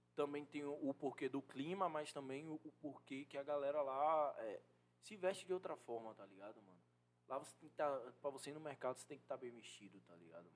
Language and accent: Portuguese; Salvador, Bahia, Brazil; sou da favela aqui de Salvador.